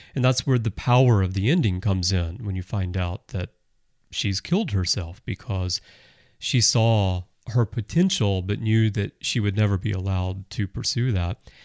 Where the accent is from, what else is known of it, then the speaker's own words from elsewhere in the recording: United States; moved away as an adult; also born or lived in Russia; now in Japan; I, I'm American, I grew up in America, but I've lived in Russia, I live in Japan now, I've lived here